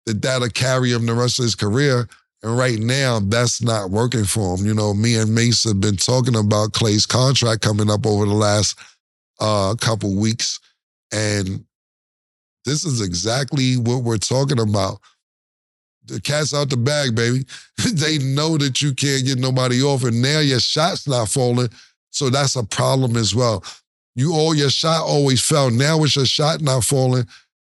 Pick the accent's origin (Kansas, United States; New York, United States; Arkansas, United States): New York, United States; we New York niggas